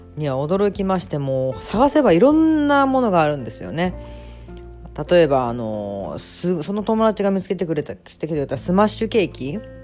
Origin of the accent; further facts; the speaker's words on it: Tokyo, Japan; also born or lived in Yokohama, Kanagawa; now in Osaka, Japan; 本当生まれもあの、横浜で、学校ずっと東京だったんですけど